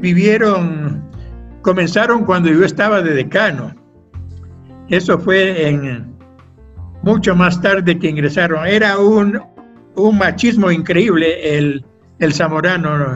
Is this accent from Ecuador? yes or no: yes; Quito, Pichincha, Ecuador; moved away; Yo nací en Quito el año 1938 hace muchísimos años